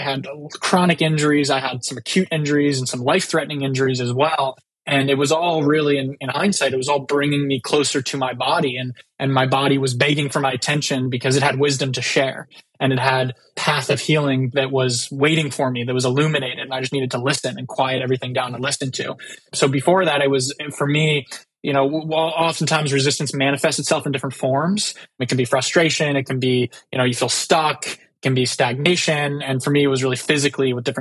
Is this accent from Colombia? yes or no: no; San Diego, California, United States; So I'm from San Diego, California. It's where I lived most of my life